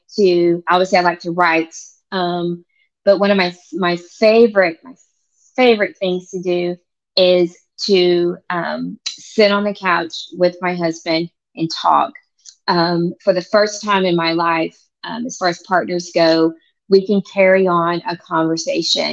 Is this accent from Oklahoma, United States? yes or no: yes; Oklahoma, United States; moved away as an adult; now in Virginia Beach, United States; I'm actually from Oklahoma. I'm a native Oklahoman